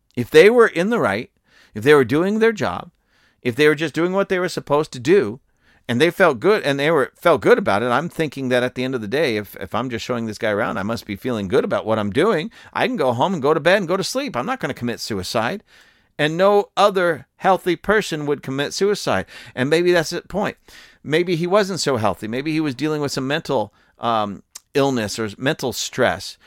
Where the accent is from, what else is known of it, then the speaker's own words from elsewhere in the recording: United States; I'm telling you this as an American.